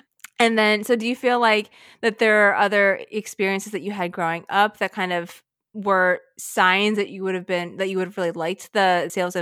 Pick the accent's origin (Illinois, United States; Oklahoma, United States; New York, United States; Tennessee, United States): New York, United States; I'm from New York